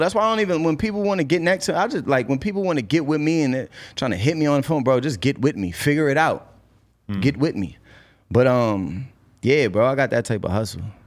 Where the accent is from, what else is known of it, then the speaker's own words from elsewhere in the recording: Cambridge, Massachusetts, United States; also born or lived in Boston; I'm from Cambridge.